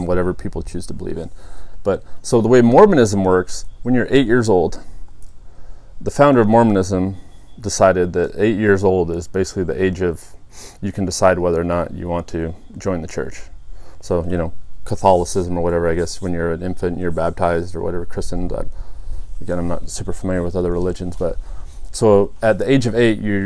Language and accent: English; Boise, Idaho, United States; moved away; also born or lived in Japan; I grew up in the Boise area and the eastern part of the state.